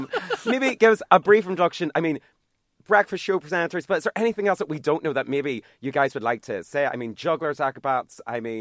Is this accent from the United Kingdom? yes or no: yes; Armagh, Northern Ireland, United Kingdom